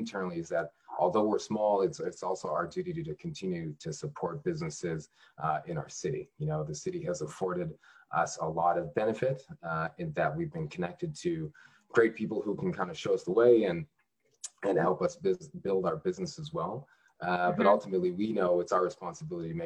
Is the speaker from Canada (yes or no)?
yes; Canada; now in Washington, D.C., United States; I'm actually Canadian born, strangely enough. I ended up in the district about 10 years ago.